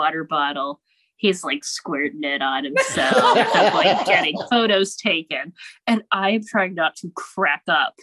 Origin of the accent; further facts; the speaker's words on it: Pittsburgh, Pennsylvania, United States; now in Ohio, United States; my hometown when I was back here doing a show last summer